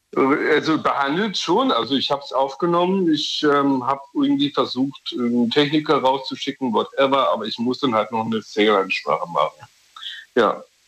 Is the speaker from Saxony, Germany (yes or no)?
yes; Dresden, Saxony, Germany; now in Berlin, Germany; ich ziehe von Berlin nach Dresden, in meine Geburtsstadt